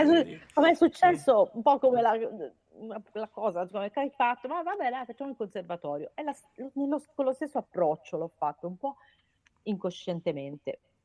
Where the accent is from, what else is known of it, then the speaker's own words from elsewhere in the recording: Perugia, Umbria, Italy; moved away as an adult; also born or lived in Florence; sono nata a Perugia, ma ho studiato a Firenze all'università